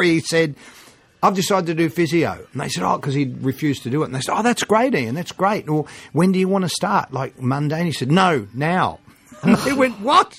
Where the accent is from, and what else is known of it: Australia